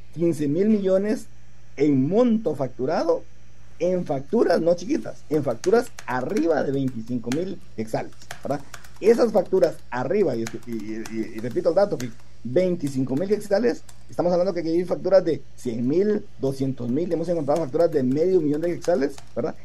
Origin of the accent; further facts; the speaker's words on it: Guatemala; nosotros mismos como guatemaltecos